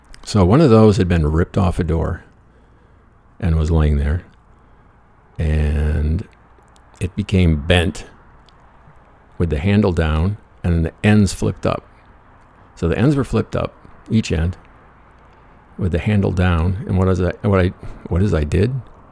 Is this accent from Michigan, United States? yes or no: yes; Michigan, United States; scholarship to Central Michigan, basketball scholarship, the Chippewas, a little tiny school just north of my hometown, which was nowhere as far as shit to do.